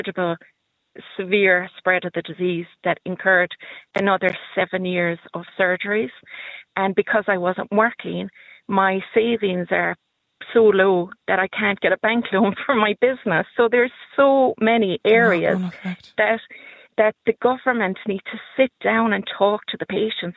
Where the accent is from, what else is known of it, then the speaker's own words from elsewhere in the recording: Tralee, Munster, Ireland; my hometown in Tralee, County Kerry